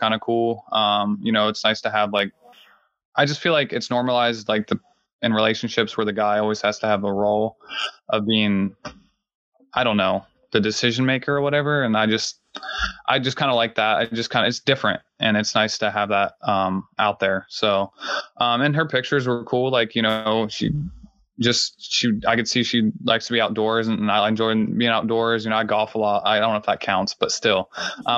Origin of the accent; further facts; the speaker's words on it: Southeastern Ohio, United States; moved away as an adult; now in Washington, D.C., United States; I'm from Southeastern Ohio. I'm half Lebanese and my dad's German. He's like a quarter German. And I grew up in a small town, rural Ohio